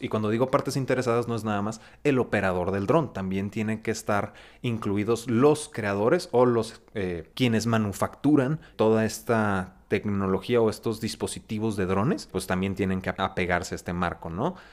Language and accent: Spanish; Mexico; nosotros como mexicanos